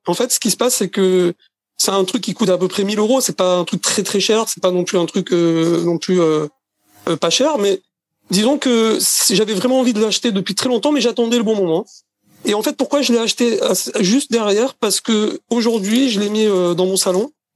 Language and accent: French; Marseille, Provence-Alpes-Côte d'Azur, France; also born or lived in Paris region; now in Israel; Je suis né à Marseille. J'ai habité 10 ans en région parisienne. Euh, et, maintenant, j'habite en Israël.